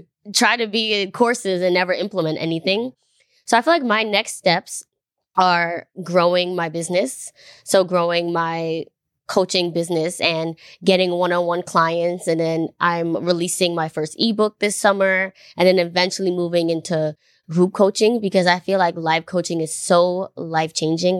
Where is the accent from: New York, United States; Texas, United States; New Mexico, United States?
New York, United States; I grew up in New York